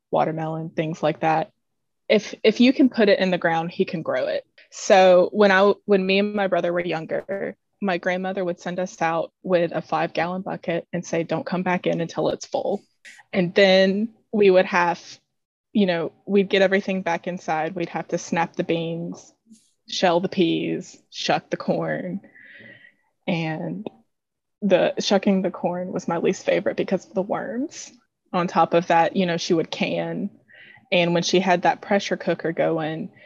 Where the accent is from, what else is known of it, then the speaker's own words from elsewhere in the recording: Mobile, Alabama, United States; now in Ocean Springs, United States; I grew up in Mobile